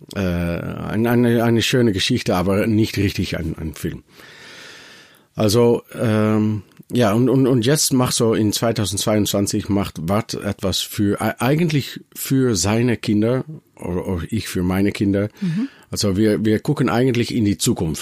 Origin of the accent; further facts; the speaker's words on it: Netherlands; German is a second language; wir als Holländer nach Deutschland gehen